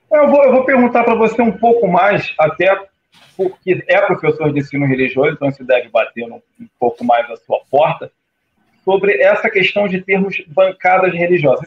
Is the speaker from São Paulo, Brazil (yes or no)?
no; Rio de Janeiro, Brazil; also born or lived in Icaraí, Niterói; now in Niterói, Brazil; Penha é um bairro subúrbio da capital fluminense, aonde eu fui criado